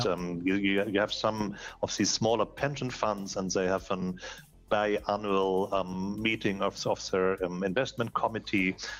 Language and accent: English; Hamburg, Germany; I'm here in Hamburg, which is my my, my hometown, Hamburg, Germany